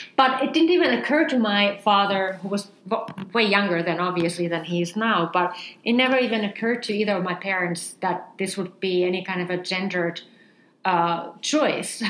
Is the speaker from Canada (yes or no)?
no; Finland; when I was growing up in Finland